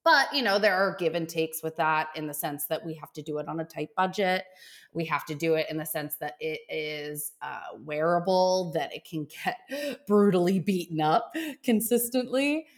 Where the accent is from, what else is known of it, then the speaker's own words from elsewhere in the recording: Australia; And I think that ability where, growing up in Australia, where you have to be super thoughtful about how you attain product